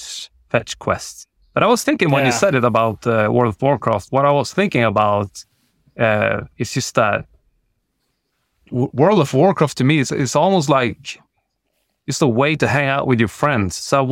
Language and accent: English; Sweden; I'm very much inspired by where I grew up in the Swedish outback, and kids, myself included, tend to be quite dicky.